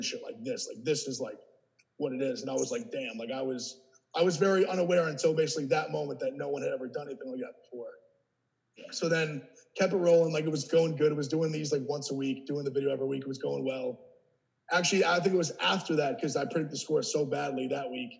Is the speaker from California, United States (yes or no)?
no; 45 minutes north of New York City, United States; moved away as an adult; also born or lived in Ohio; I grew up 45 minutes north of New York City.